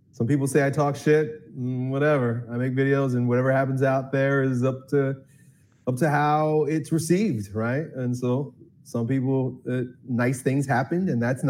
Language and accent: English; Long Island, New York, United States; I grew up in Long Island, New York, suburban New York City.